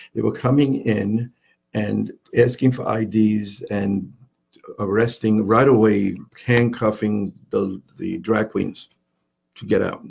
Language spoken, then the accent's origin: English; New York City, New York, United States; also born or lived in Long Island / Puerto Rico; now in Yarmouth Port, United States; I was born and raised in in Manhattan in New York